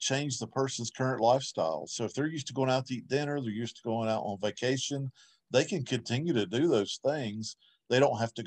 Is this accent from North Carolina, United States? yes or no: yes; Winston-Salem, North Carolina, United States; I'm from Winston-Salem, North Carolina